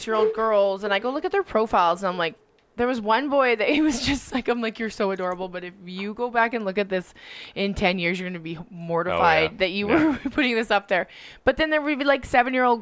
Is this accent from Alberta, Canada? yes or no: yes; Edmonton, Alberta, Canada; I grew up in the West End in Crestwood.